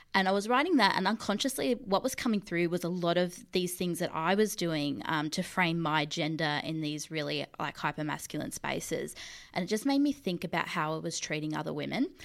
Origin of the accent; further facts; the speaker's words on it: Mildura, Victoria, Australia; I grew up in the country. I'm from Mildura.